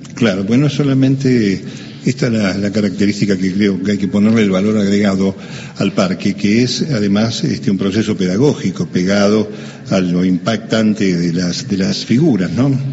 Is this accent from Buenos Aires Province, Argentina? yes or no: yes; La Plata, Buenos Aires Province, Argentina; Nosotros, los que nacimos en La Plata